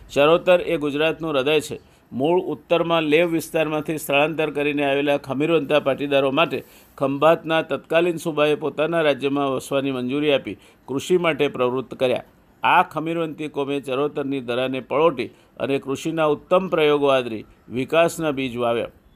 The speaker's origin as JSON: {"language": "Gujarati", "town": "Siddhpur", "region": "Gujarat", "country": "India", "tie": "born or raised there", "said": "હું જેની ધૂળમાં રમીને મોટો થયો જ્યાં મારું બાળપણ વીત્યું હાઈસ્કૂલ સુધીનું શિક્ષણ મેળવ્યું તે સિદ્ધપુર મારું વતન"}